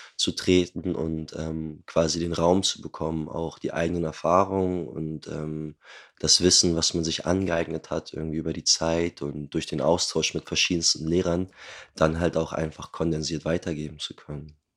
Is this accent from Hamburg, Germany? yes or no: yes; Hamburg, Germany; Ich bin Hamburger äh, geboren und aufgewachsen, lebe auch dort heute noch